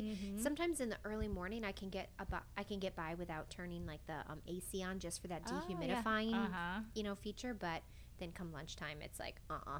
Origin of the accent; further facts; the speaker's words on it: New York, United States; moved away; growing up in New York